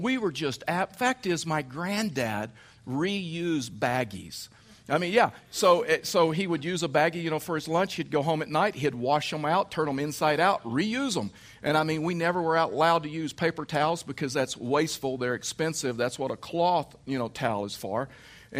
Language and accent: English; Texas, United States; I'm from the south. I'm from Texas, so that makes me a redneck